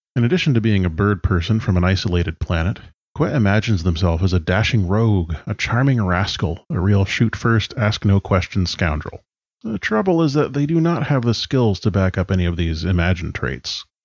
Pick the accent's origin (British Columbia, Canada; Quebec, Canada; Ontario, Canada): British Columbia, Canada; I'm from BC in Canada.